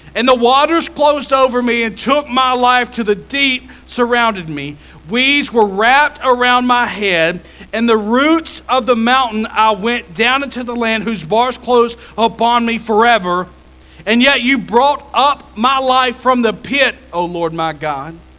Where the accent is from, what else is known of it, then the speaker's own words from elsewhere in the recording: Jefferson County, Alabama, United States; I grew up in Jefferson County